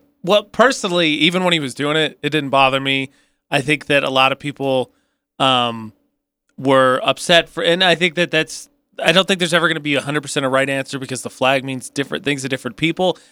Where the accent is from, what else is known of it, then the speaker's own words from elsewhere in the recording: Midwest, United States; I'm from the Midwest